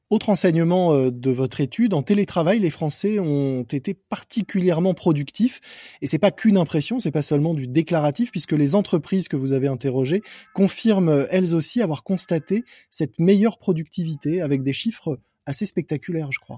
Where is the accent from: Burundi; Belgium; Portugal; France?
France; on est plutôt bien placé en tant que Français